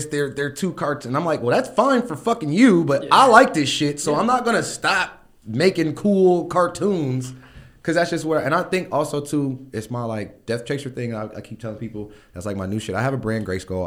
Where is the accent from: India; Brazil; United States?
United States; Akron, Ohio; I'm that dude from Akron. I'm just a dude from Akron. Yeah. But yeah, I'm from Akron.